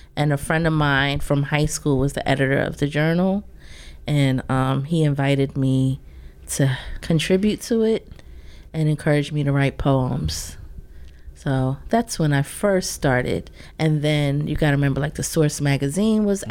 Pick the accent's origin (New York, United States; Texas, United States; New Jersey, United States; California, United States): New Jersey, United States; Willingboro; also born or lived in Plainfield, New Jersey / Piscataway, New Jersey; I've kind of been all around Jersey, but then in high school I settled down, maybe like more so sixth grade, settled down with my family in Willingboro